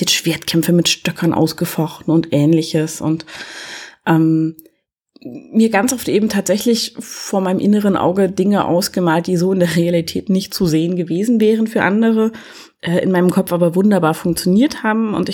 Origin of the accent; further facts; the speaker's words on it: East Germany, Germany; ich komme ja aus der DDR, wir hatten ja nichts, ne?